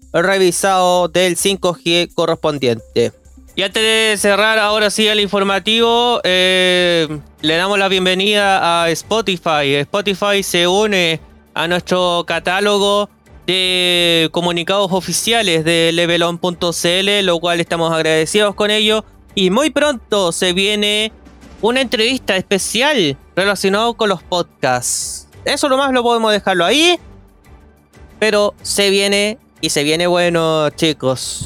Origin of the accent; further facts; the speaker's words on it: Chile; podemos reconocer como chilenos